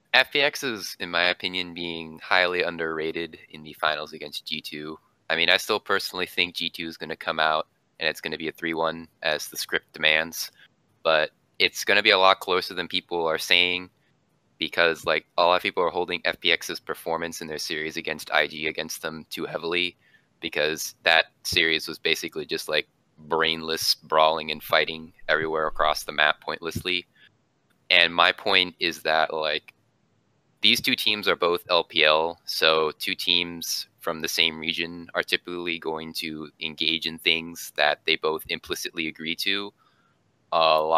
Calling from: Jacksonville, Florida, United States; I'm calling from the East Coast around the Jacksonville, ooh, Florida area.

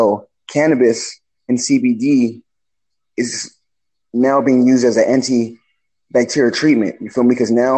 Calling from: California, United States; I'm calling from California.

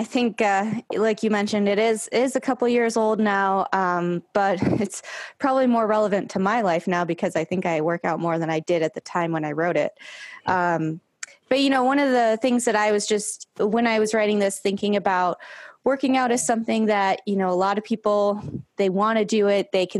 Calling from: Long Beach, California, United States; I am in Long Beach, California.

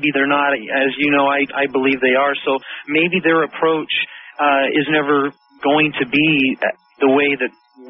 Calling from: Hawaii, United States; I am phoning from Hawaii.

